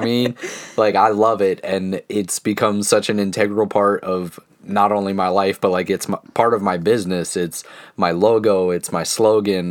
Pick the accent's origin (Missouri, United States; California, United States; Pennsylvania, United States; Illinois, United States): Pennsylvania, United States; Central; we are a couple from Central Pennsylvania in our mid-twenties